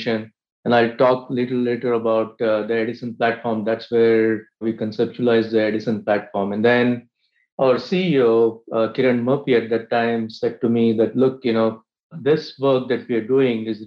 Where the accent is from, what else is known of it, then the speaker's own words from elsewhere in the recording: India; moved away; I grew up in India